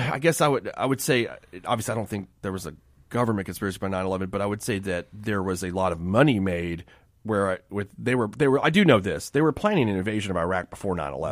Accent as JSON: {"language": "English", "town": "Miami", "region": "Florida", "country": "United States", "tie": "born or raised there", "said": "I grew up in Miami"}